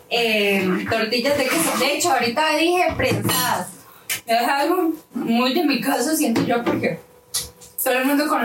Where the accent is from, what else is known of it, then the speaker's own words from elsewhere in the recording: Costa Rica; todos los que somos ticos.